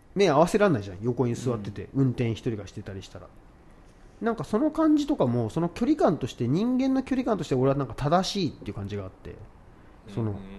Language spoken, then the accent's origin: Japanese; Tokyo, Japan; 東京生まれで育ってきた僕ら